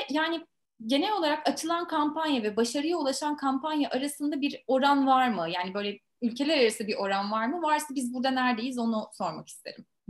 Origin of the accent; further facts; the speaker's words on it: Turkey; biz Türkler